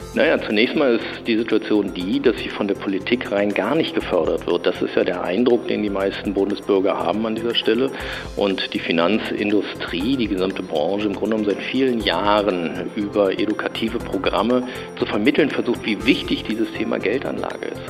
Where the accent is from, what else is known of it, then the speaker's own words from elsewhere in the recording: Germany; als Deutsche